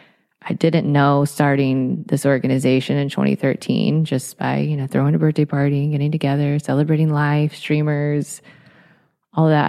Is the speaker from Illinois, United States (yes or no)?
no; Atlanta, Georgia, United States; now in Los Angeles, United States; I'm not from Los Angeles originally. I'm from Atlanta, Georgia